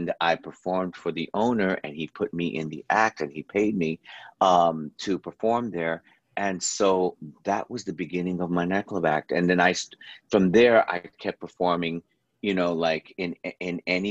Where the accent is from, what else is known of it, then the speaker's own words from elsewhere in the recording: New York City, New York, United States; now in Los Angeles, United States; I'm from New York City, but we grew up on country radio because in New York there was country radio